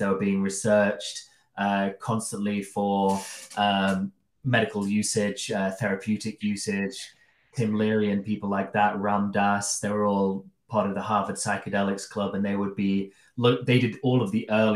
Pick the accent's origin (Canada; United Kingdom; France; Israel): United Kingdom; Derby, East Midlands; we used to go into a store called Salamanders. It was the local head shop in Derby